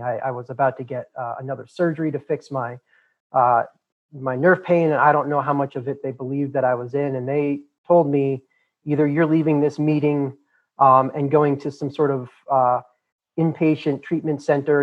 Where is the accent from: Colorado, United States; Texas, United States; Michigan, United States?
Colorado, United States; Boulder; The part of the country I'm I'm from, born and raised in Boulder, Colorado, is very liberal